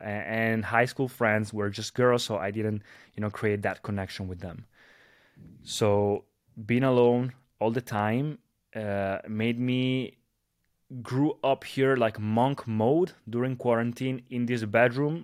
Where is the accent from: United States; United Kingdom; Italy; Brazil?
Italy; a disco bar here in my, in my hometown here in, uh, in Italy.